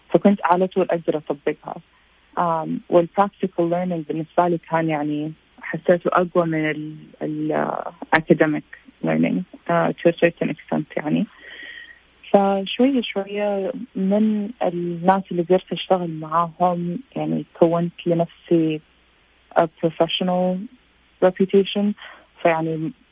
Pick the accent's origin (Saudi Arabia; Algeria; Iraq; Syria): Saudi Arabia; Jeddah, Makkah Province; also born or lived in United States; أنا أصل من جدة وتخرجت من مدرسة اسمها المنارات آه، في جدة انترناشونال سكول ونحن تقريبا يعني بابا وماما كنا بين أمريكا والسعودية